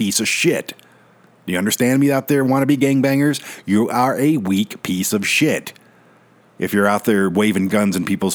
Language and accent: English; Detroit, Michigan, United States; now in Colorado, United States; I was born and raised in Detroit